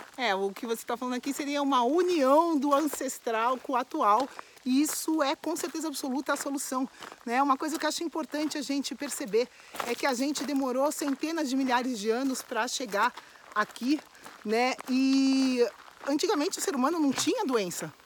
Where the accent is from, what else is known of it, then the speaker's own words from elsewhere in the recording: São Paulo, Brazil; eu moro em São Paulo, minha família é de São Paulo, sou original de São Paulo